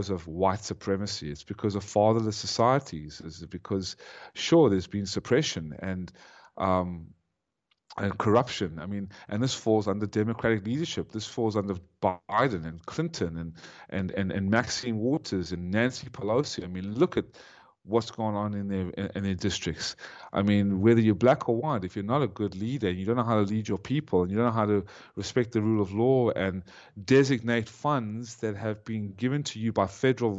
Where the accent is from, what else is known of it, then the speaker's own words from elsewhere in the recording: South Africa; also born or lived in Ukraine; now in United States; I was born in South Africa